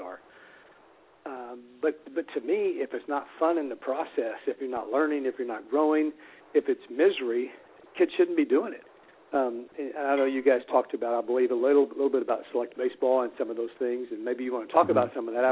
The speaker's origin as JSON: {"language": "English", "town": "Houston", "region": "Texas", "country": "United States", "tie": "born or raised there", "said": "I grew up here in Houston, went to Reagan High School here in town"}